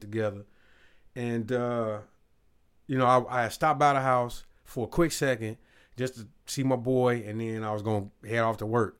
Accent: Robbins, Illinois, United States; I was in my hometown with my little family, you know, where, where, uh, my mom and everybody grew up. Robbins, Illinois

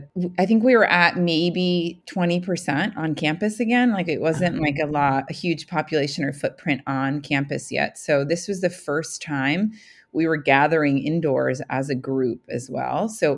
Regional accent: New York, United States; moved away; I'm from New York originally.

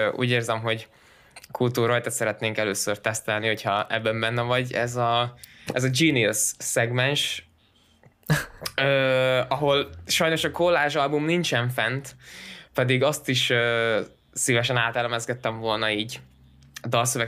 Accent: Szeged, Csongrád-Csanád, Hungary; mi például szegediek vagyunk Danival

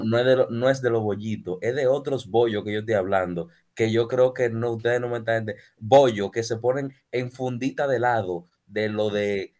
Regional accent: Dominican Republic

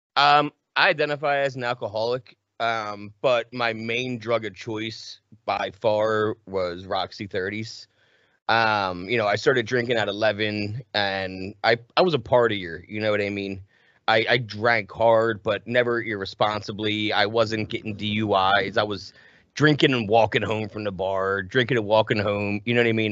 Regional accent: right outside of Philadelphia, New Jersey, United States; I was born and raised right outside of Philly.

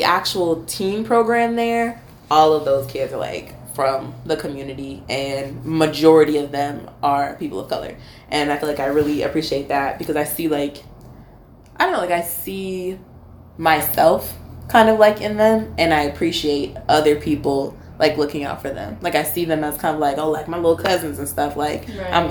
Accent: Michigan, United States; moved away as an adult; also born or lived in Florida; I am from Michigan.

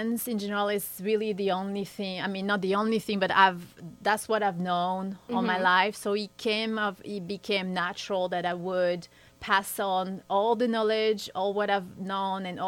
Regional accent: southern France, France; moved away; also born or lived in Switzerland / New York; In my hometown, I'm French, so I grew up in the southern part of France.

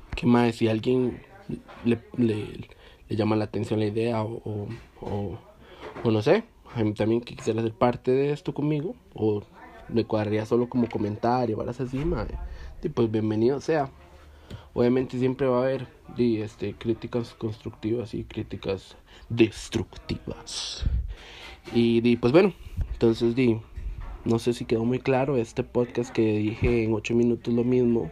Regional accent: Cartago, Costa Rica; yo soy de, de Cartago, em, Costa Rica

